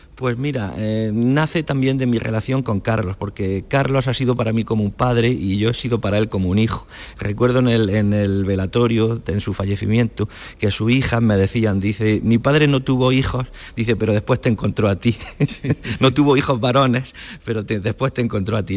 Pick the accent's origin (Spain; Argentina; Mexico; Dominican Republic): Spain; Andalusia; moved away as an adult; also born or lived in Pamplona; yo voluntariamente decidí volverme aquí a mi tierra